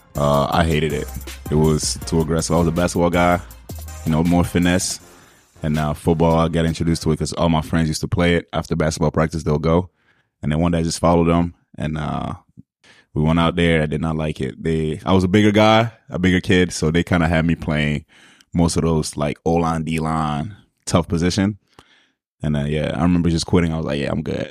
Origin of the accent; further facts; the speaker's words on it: Montreal, Quebec, Canada; I'm, I'm from the West Island, Pierre Font